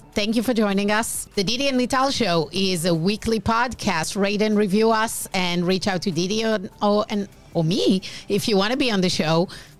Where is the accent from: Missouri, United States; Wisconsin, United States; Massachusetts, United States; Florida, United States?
Massachusetts, United States; Boston; …. Yes. We're from Boston.